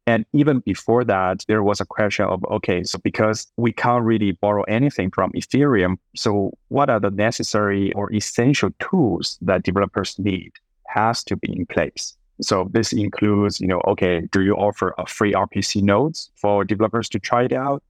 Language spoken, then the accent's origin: English; Sichuan, China; moved away; also born or lived in Boston; I was born and raised up in Sichuan, which is the southern southwest part of China